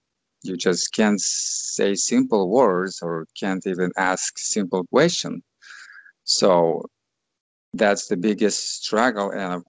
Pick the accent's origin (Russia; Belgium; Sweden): Russia; English is a second language; moved away as an adult; now in United States; I was born in Russia and I came to United States in 1992.